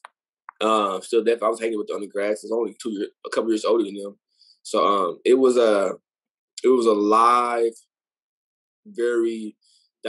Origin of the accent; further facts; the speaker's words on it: Fort Worth, Texas, United States; also born or lived in Arlington, Texas; I'm originally from Fort Worth, Texas.